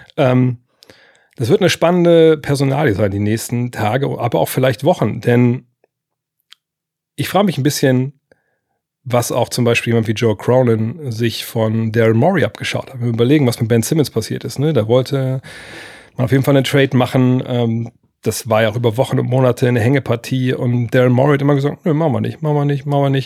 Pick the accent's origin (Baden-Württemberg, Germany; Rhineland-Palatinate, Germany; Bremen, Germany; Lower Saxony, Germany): Lower Saxony, Germany; also für mich als Niedersachse und einer, der in Wolfsburg sitzt